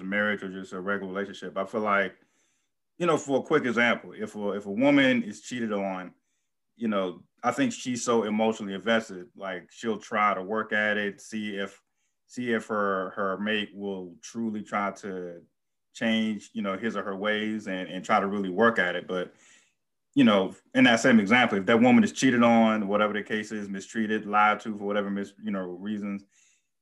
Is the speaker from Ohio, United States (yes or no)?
no; Bowie, Maryland, United States; just like Quanay, I'm from Maryland.